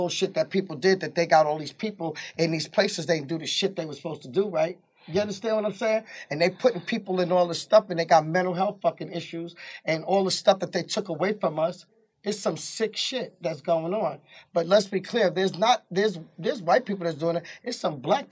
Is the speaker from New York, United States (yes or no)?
yes; New York City, New York, United States; born or raised there; moved away as an adult; now in Georgia, United States